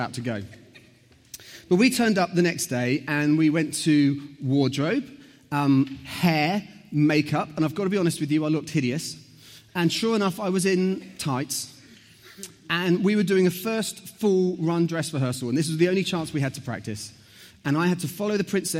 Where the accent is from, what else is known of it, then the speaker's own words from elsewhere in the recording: Southampton, South East England, United Kingdom; I grew up in Southampton.